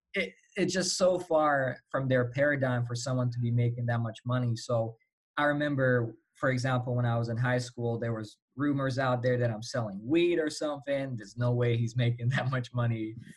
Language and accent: English; Slovakia; English is a second language; I'm um, from Europe, Slovakia